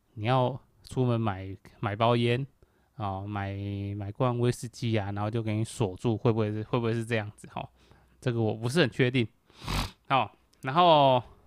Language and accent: Chinese; Kaohsiung, Taiwan; 我是一个高雄人